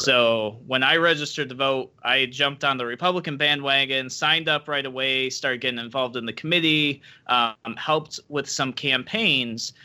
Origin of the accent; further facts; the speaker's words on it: Rochester, New York, United States; I am a native New Yorker, born and raised in Rochester, New York